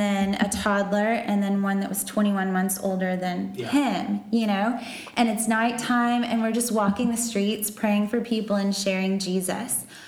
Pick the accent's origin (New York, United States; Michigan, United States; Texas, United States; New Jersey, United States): Texas, United States; moved away; I'm from Texas